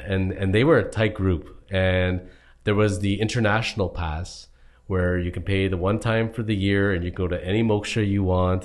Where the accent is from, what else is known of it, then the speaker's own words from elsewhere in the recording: Toronto, Ontario, Canada; we're from Toronto, Ontario, Canada area